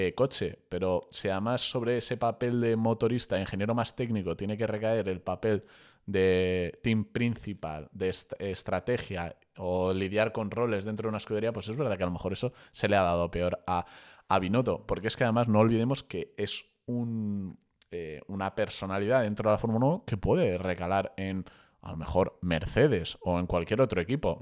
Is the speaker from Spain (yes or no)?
yes; Spain; como españoles que somos